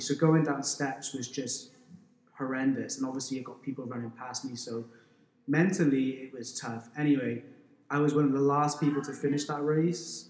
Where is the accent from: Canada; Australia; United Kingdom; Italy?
United Kingdom; Wales; now in Hong Kong; I grew up in Wales, so as soon as I could walk, they would throw me a rugby ball